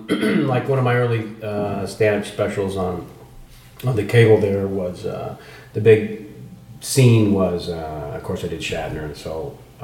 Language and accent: English; San Jose, California, United States; also born or lived in San Francisco; I was born in San Francisco, and then very young, the family moved down to the promise of the suburbs an hour south to San Jose.